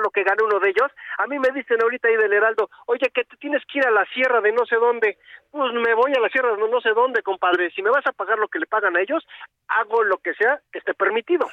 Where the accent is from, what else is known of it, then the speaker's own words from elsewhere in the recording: Mexico; como mexicanos